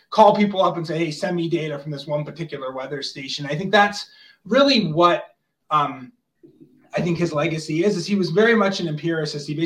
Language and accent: English; Plymouth, Massachusetts, United States; moved away; also born or lived in Colorado; I grew up in Massachusetts, but in Plymouth, so right on the water